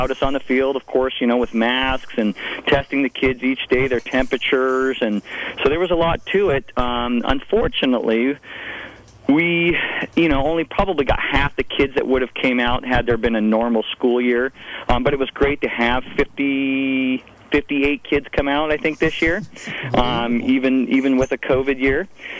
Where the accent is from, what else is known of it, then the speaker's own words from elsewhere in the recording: Fort Bragg, California, United States; moved away as an adult; also born or lived in Sacramento; I was born and raised here in Fort Bragg.